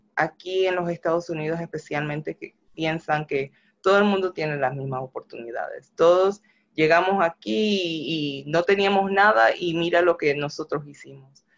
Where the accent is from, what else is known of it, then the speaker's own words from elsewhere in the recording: Panama; now in United States; yo soy negra, soy de Panamá y, y soy latina